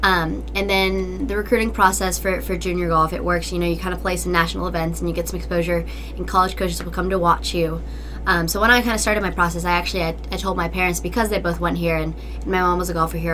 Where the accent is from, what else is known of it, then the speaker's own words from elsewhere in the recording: Asheville, North Carolina, United States; I'm from Asheville, North Carolina